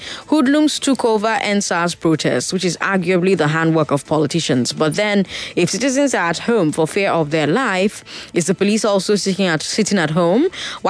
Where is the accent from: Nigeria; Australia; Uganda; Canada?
Nigeria; Bayelsa; I am from Bayelsa and I graduated from Niger Delta University.